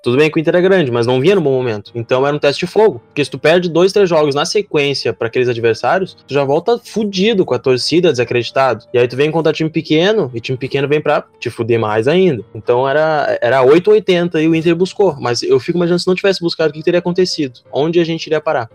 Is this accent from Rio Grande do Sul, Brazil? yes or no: yes; Alvorada, Rio Grande do Sul, Brazil; eu sou de Alvorada